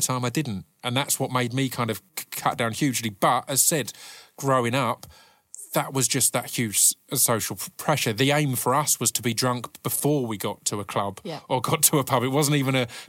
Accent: Essex, East of England, United Kingdom; growing up in Essex

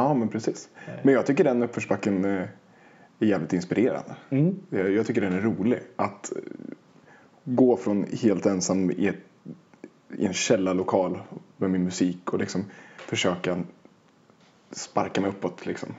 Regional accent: Oxelösund, Södermanland, Sweden; moved away as an adult; now in Stockholm, Sweden; jag hade bott i Oxelösund hela mitt liv

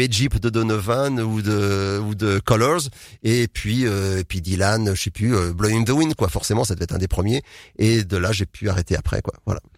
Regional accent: Nantes, Pays de la Loire, France; moved away as an adult; also born or lived in Tours / Bourges / Ireland / Nord; ma ville natale, Nantes

